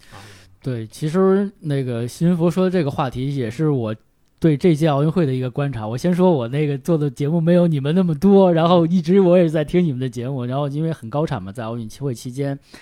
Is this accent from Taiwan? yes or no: no; Beijing, China; 展现我们北京人的魅力